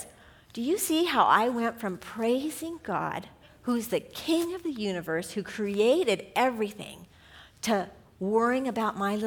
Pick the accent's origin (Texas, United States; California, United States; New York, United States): California, United States; Southern; we're from Southern California